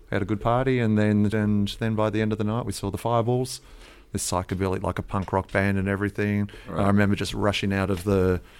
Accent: Australia; I come from Australia

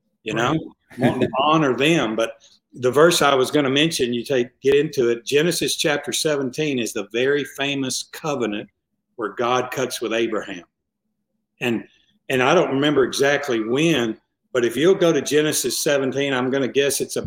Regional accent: the South, United States; I'm from the South.

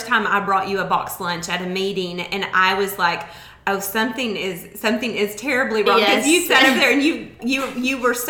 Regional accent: Harrison, Arkansas, United States; I grew up in Harrison, so I'm not far from where you grew up in Flippin

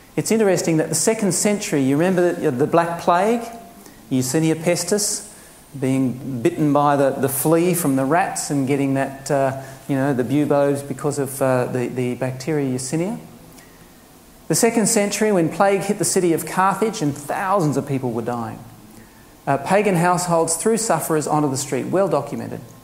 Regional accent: Queensland, Australia; being a Queenslander

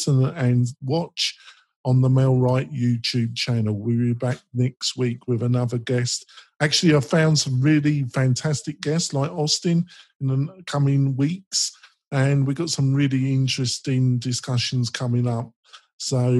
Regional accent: England, United Kingdom; accent: English; my English accent

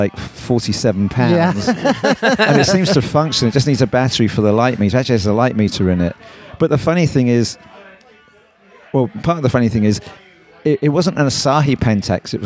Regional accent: Essex, East of England, United Kingdom; born or raised there; accent: Cockney; moved away; also born or lived in Stepney, London / Coventry

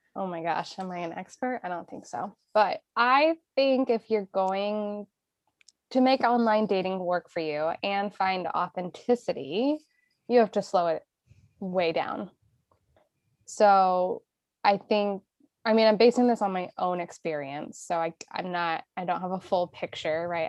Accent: Indiana, United States; moved away as an adult; We grew up in Indiana, right? We did not grow up in city life.

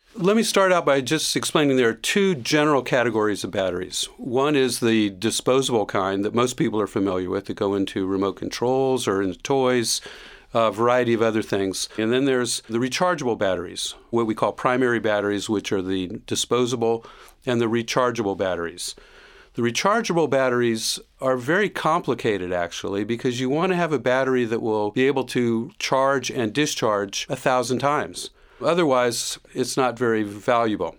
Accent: Miami, Florida, United States; now in Gainesville, United States; I grew up in the southern part of Miami

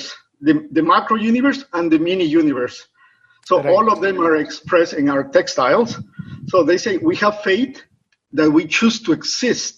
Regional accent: Ecuador; now in New York City, United States; I am in New York City. I am from Ecuador.

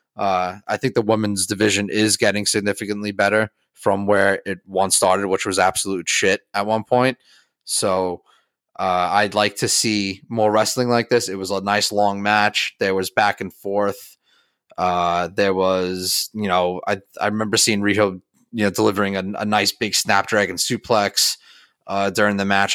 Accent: United States; being an American

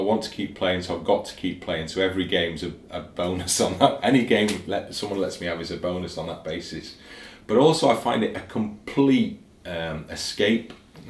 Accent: Ruabon, Wales, United Kingdom; also born or lived in Liverpool; No, this isn't where I was brought up. My parents moved to Llangollen from Rhiwabon, just down the road, 6 miles away. So that's where I was born in Liverpool, but we moved when I was 8 or 9 to Ruabon. So I grew up just down the road from here, basically.

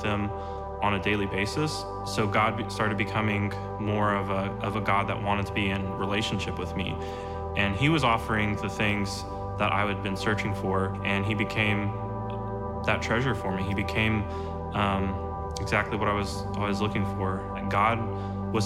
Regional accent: Moore, Oklahoma, United States; I'm from Moore, Oklahoma

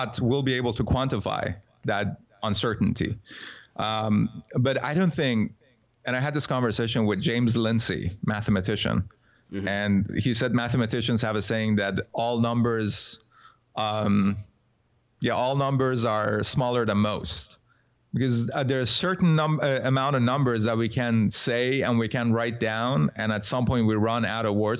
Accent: Iran; I was born in Iran

